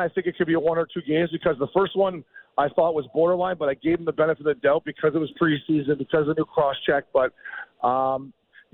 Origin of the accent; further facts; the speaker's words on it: Port Hope, Ontario, Canada; I grew up in Port Hope, Ontario.